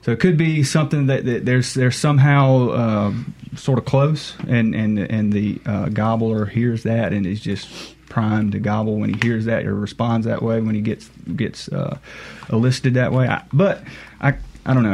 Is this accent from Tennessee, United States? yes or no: no; Monticello, Mississippi, United States; I grew up um, around the Monticello area